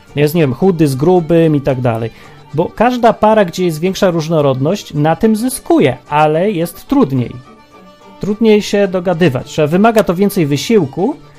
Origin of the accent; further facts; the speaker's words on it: Kraków, Lesser Poland, Poland; Wychowaliśmy się w Krakowie